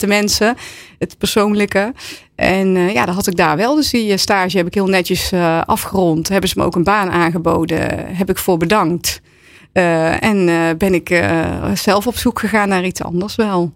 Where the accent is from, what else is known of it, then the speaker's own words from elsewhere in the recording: Waalwijk, North Brabant, Netherlands; ik kom uit Waalwijk